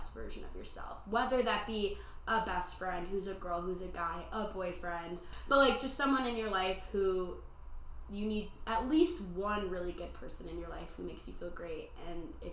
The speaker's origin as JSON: {"language": "English", "region": "Midwest", "country": "United States", "moved": "as an adult", "lives_now": "Arizona, United States", "said": "I'm from the Midwest"}